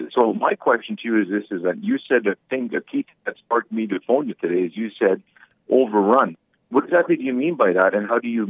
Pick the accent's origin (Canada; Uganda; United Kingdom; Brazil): Canada; all the fellow Canadians